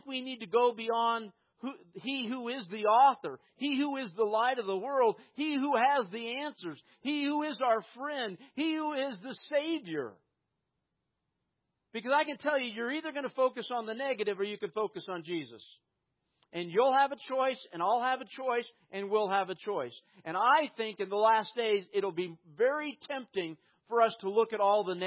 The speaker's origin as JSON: {"language": "English", "country": "United States", "said": "Growing up in prosperous America"}